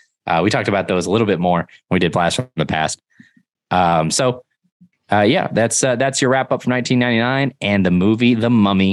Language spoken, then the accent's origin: English; Collinsville, United States; my hometown of Collinsville